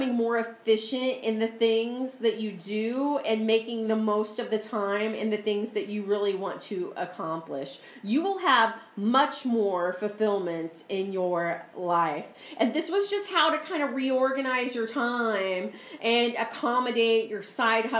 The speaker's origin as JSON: {"language": "English", "region": "Missouri", "country": "United States", "moved": "yes", "said": "I'm from Missouri"}